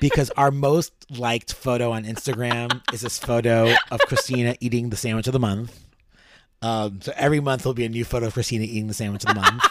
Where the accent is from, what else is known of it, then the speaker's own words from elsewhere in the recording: New York City, New York, United States; as a New Yorker